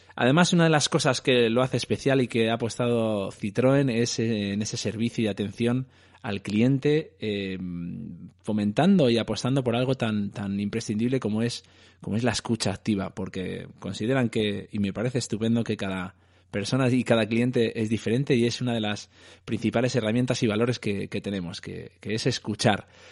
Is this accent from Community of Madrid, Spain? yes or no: yes; Madrid, Community of Madrid, Spain; yo soy de Aluche